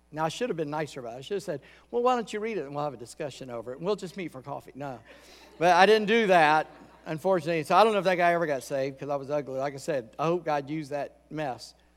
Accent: Charleston, South Carolina, United States; moved away as an adult; also born or lived in Columbia, South Carolina; now in Virginia, United States; I grew up in Charleston.

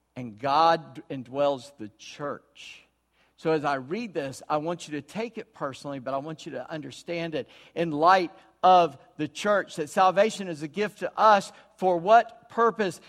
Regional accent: United States; I'm an American. Born and will

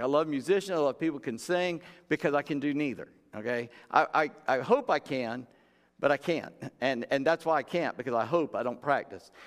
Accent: United States; we're American Christians

